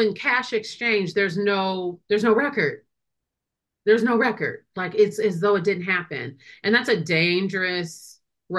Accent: Wisconsin, United States; I'm a lawyer from Wisconsin.

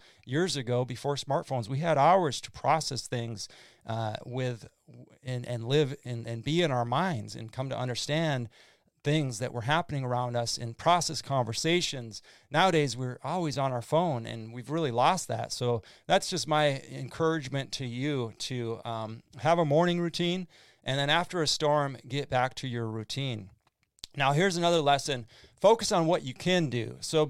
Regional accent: Midwest, United States; now in Fort Myers, United States; growing up in the Midwest in the Red River Valley, it was floods

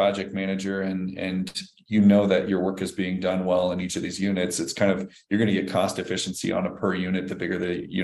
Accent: Nebraska, United States; moved away; I grew up in Nebraska, and you know, my dad and I finished off basements

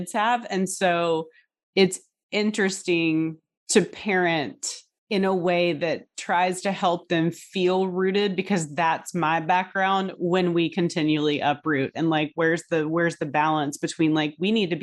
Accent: Hampton Roads, Virginia, United States; moved away as an adult; also born or lived in Connecticut / California; I grew up in Hampton Roads

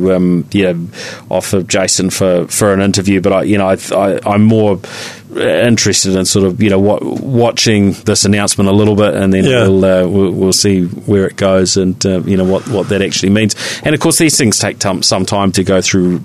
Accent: Christchurch, Canterbury, New Zealand; I remember growing up in Christchurch

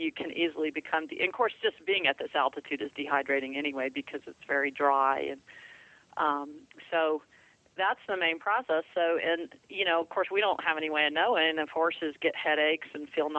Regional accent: Florida, United States; I grew up in Florida

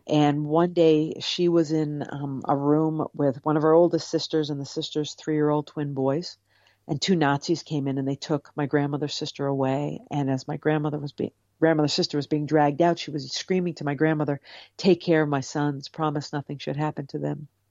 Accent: Cape Cod, Massachusetts, United States; I grew up on Cape Cod

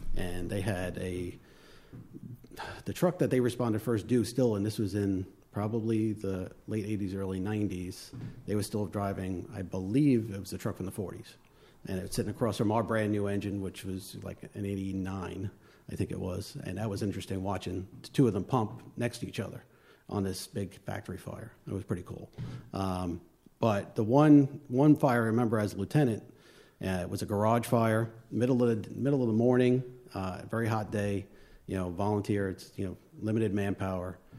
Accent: Long Island, New York, United States; accent: northern; moved away; also born or lived in West Babylon / West Islip; I'm from New York, uh, Long Island, um, born and raised

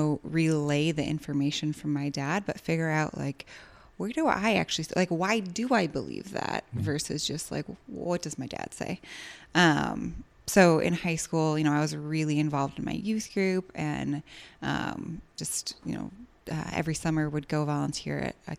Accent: Chicago, Illinois, United States; So born, was raised in Rogers Park ar

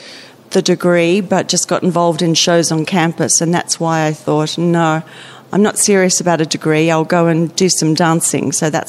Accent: Melbourne, Victoria, Australia; accent: Australian; moved away as an adult; also born or lived in Singapore; now in New Zealand; I grew up in Melbourne

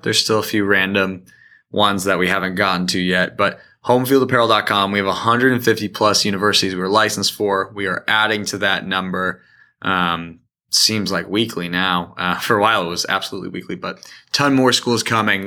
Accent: Indiana, United States; also born or lived in Michigan; I grew up here in Indiana, also in Michigan for a while

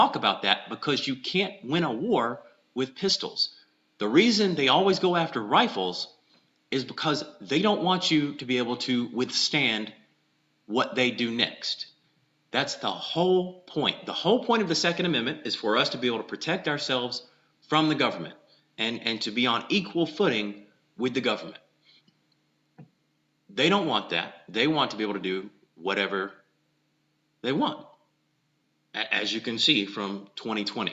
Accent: South Georgia, United States; I'm from South Georgia

